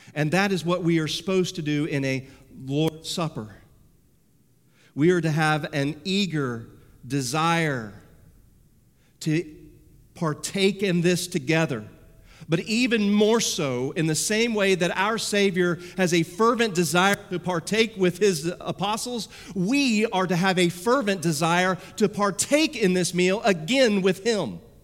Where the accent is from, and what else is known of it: United States